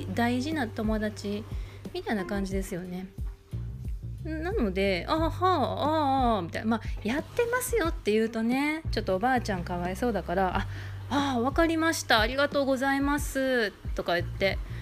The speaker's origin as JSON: {"language": "Japanese", "region": "Kansai", "country": "Japan", "accent": "Kansai dialect", "moved": "yes", "lives_now": "Izu Peninsula, Japan", "said": "私あの関西人なので思い出を語る時全員が全ての人間が関西弁になるんですけど"}